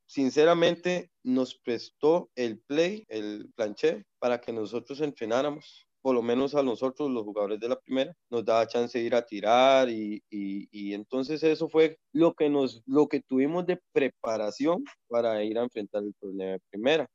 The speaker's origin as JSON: {"language": "Spanish", "town": "Siquirres", "region": "Limón", "country": "Costa Rica", "said": "mi pueblo"}